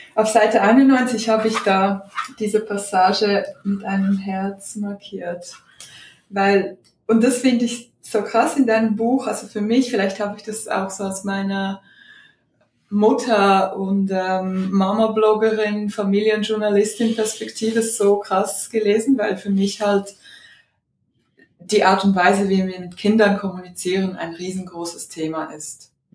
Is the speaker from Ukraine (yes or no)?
yes; Odesa, Odesa Oblast, Ukraine; Ich bin ja in Odessa geboren